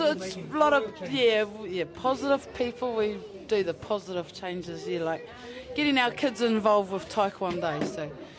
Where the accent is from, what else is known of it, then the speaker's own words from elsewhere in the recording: Opotiki, Bay of Plenty, New Zealand; I'm from Opotiki.